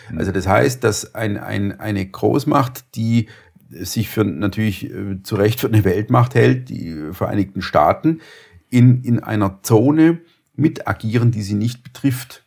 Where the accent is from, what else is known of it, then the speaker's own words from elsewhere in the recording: Germany; als, als Deutsche